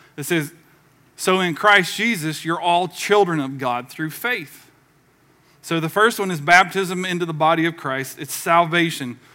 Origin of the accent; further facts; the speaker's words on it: the South, United States; I was the only one from the South.